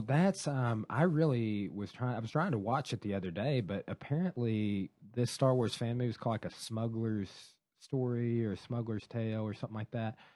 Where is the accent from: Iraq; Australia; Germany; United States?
United States; Ozark area, Arkansas; it was my hometown